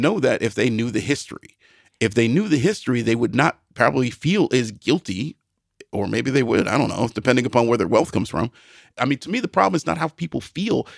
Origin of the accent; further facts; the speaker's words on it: Midwest, United States; I'm a Midwesterner